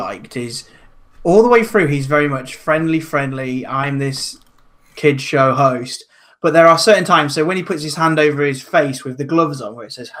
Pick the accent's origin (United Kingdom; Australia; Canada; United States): United Kingdom; I'm British.